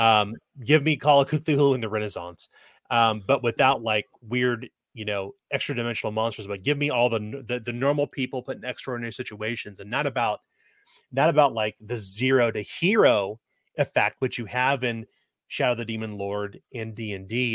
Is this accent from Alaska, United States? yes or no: no; Kansas City, Missouri, United States; growing up in Kansas City